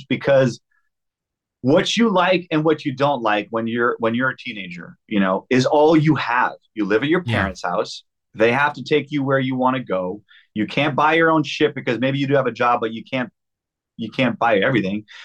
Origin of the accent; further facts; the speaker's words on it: Canada; we're from Canada